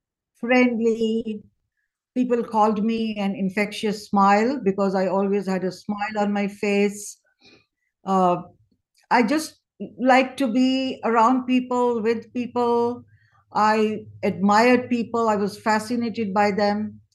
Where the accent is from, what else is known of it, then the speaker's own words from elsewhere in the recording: India; I think I was blessed, unlike so many other families in India.